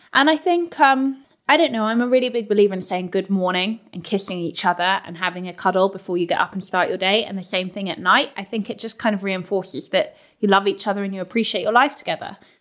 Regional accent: London, United Kingdom; moved away as an adult; now in Northampton, United Kingdom; I'm a Londoner, and like I live now in Northampton with James

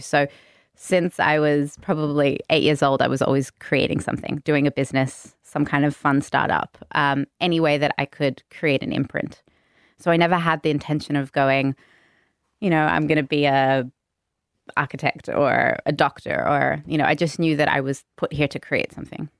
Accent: Sydney, New South Wales, Australia; Bondi born, true Bondi local, one of the few left

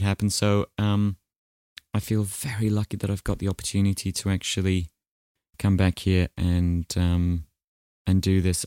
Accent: New Zealand

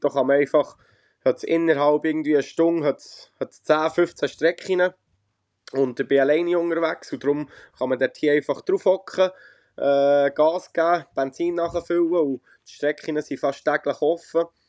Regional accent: Rohrbach, Bern, Switzerland; bin gerade daheim in Rohrbach in der Schweiz, äh, ja. wo ich aufgewachsen bin und auch lebe, wenn ich daheim bin

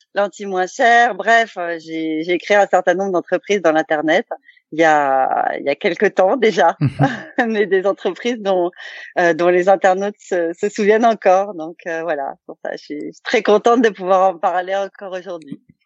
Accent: Alsace, Grand Est, France; Qu'on est alsacien, donc l'Allemagne on connaît un peu

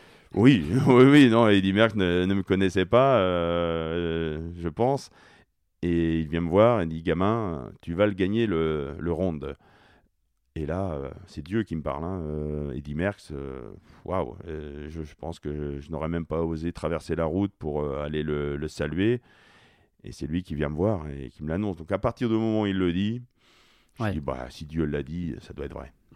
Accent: France; Lorsqu'on est français

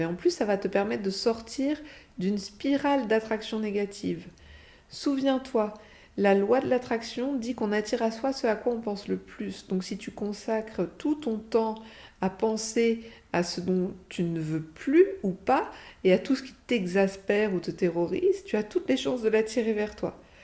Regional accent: France; on a même un sacré avantage sur ce plan en tant que Français

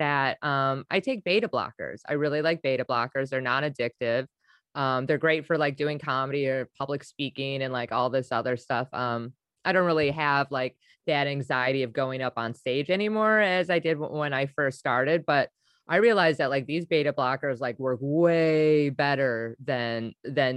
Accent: Wisconsin, United States; I'm from Wisconsin

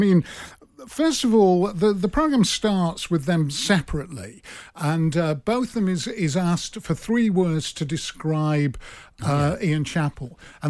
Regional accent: Manchester, North West England, United Kingdom; I'm from Manchester. Yeah. I am a, you know, Mancunian.

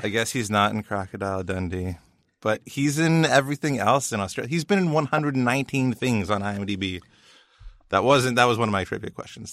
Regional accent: Canada; we in Canada

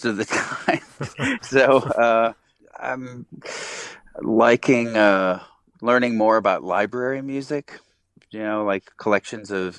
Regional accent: Belleville, Illinois, United States; now in Chicago, United States; I'm from Belleville, Illinois. I currently live in Chicago, Illinois

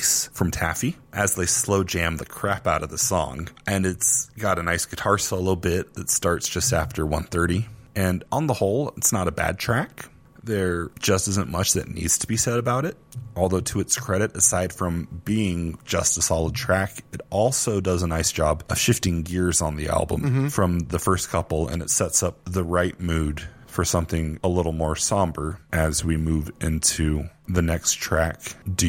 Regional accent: Houston, Texas, United States; growing up in Houston

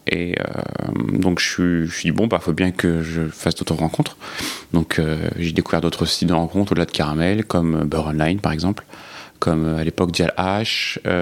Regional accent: Cergy, Île-de-France, France; j'ai grandi donc euh, à Sergi pontoise euh, dans un milieu très hétéro.

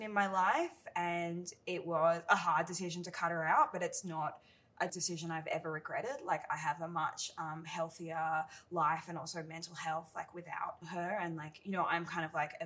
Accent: Bellingen, New South Wales, Australia; moved away as an adult; now in Sydney, Australia; I grew up mostly in Bellingen in northern New South Wales, but I moved to Sydney when I finished high school

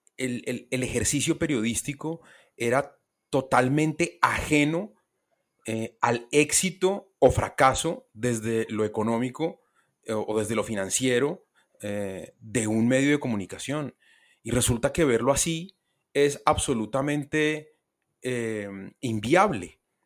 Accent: Colombia; Yo soy periodista, soy colombiano

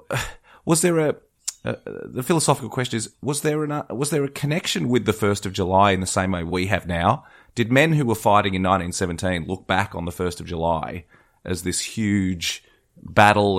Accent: Australia; I certainly see that as an Australian

